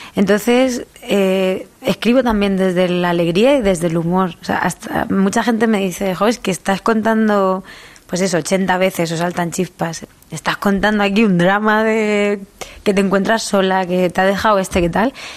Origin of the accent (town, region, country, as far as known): Albacete, Castilla-La Mancha, Spain; accent: manchego and Murcian; also born or lived in Murcia; now in Madrid, Spain